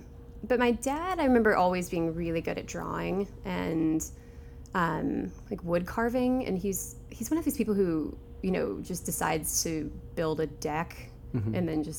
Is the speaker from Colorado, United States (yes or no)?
no; Michigan City, Indiana, United States; So I'm from Indiana.